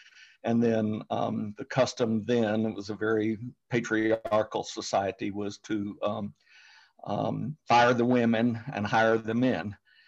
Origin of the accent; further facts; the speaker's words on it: United States; I grew up mostly in the U.S. My father was in the United States Air Force.